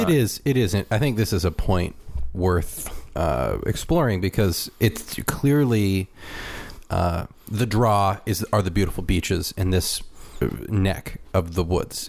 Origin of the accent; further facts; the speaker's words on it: California, United States; moved away; I was from California